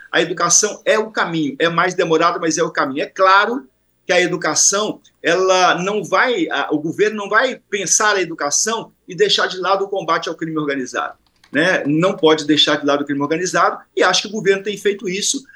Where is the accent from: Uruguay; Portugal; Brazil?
Brazil; Rio de Janeiro; eu sou do Rio de Janeiro